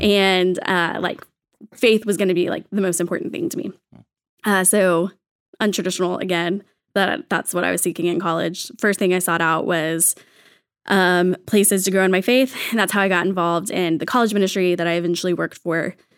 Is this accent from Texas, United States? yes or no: yes; Texas, United States; I'm from Texas, so from the Bible Belt South.